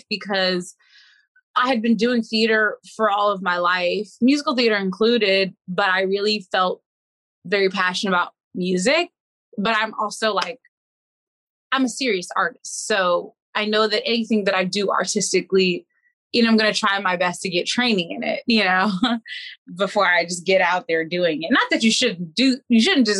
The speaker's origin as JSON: {"language": "English", "town": "Washington", "region": "District of Columbia", "country": "United States", "tie": "born or raised there", "said": "I'm from Washington, D.C. I have been performing all of my life."}